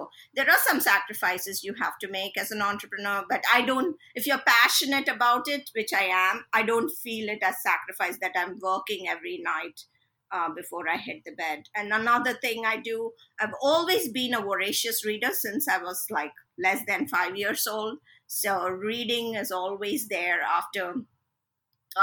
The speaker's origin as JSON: {"language": "English", "country": "India", "first_language": "Telugu", "second_language": "English", "said": "my native language is Telugu, which is obviously we all know coming from India, it's a South Indian language."}